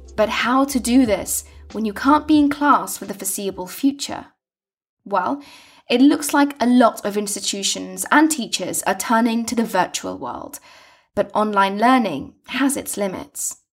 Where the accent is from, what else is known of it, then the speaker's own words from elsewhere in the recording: London, United Kingdom; I grew up in London town.